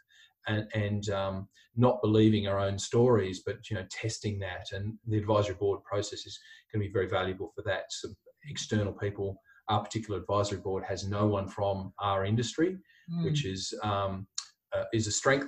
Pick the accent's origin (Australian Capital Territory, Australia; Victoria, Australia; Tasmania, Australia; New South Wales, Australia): Tasmania, Australia; Hobart; moved away as an adult; also born or lived in Adelaide, Australia; now in Brisbane, Australia; I grew up in Hobart in Tasmania.